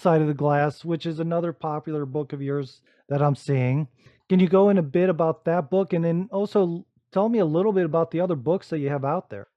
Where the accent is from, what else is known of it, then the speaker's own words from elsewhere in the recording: Rising Sun, Ohio, United States; moved away; I'm originally from Northwest Ohio myself, right out of a small farm town with one blinking light that no one's ever heard